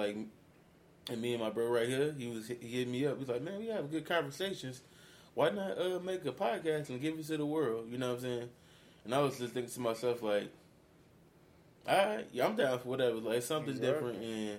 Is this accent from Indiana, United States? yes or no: yes; Gary, Indiana, United States; moved away as an adult; now in Florida, United States; Like I said … Born and raised in Gary, Indiana. Baby of the family. Got two older siblings.